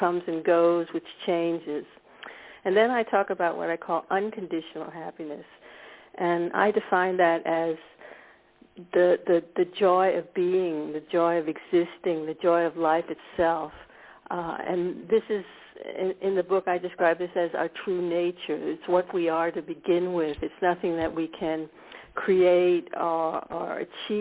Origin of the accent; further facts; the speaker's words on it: United States; moved away as an adult; now in Scandinavia; I was born in America. I grew up actually in a suburb of Washington, D.C.